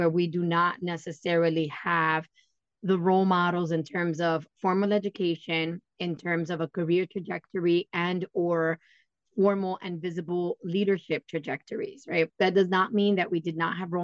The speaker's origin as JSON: {"language": "English", "town": "New York City", "region": "New York", "country": "United States", "tie": "born or raised there", "moved": "yes", "lives_now": "Poconos, United States", "said": "I am born and raised in New York and consider myself New Yorican, which is a New York born Puerto Rican"}